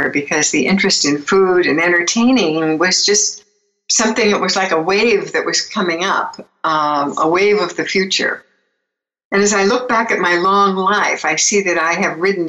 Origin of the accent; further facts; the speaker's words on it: Beverly Hills, California, United States; I was born in Beverly Hills and grew up in Beverly Hills in a really interesting family